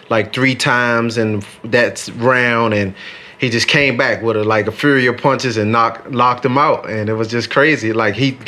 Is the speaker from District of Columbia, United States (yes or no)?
yes; Washington, District of Columbia, United States; growing up in Southeast Washington, D.C. was pretty rough